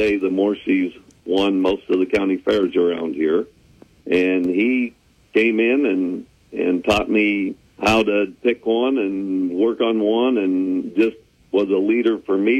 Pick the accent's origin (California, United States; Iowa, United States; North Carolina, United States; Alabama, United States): Iowa, United States; I grew up here in a third-generation family farm, which I'm still on today.